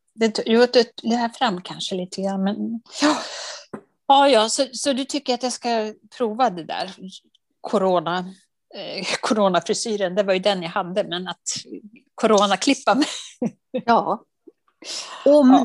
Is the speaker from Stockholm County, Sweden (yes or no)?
no; Dalarna County, Sweden; moved away; also born or lived in Uppland; jag är från Dalarna